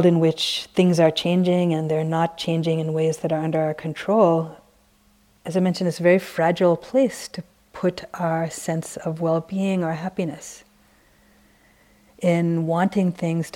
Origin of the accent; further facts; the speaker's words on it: San Francisco, California, United States; since we're both from San Francisco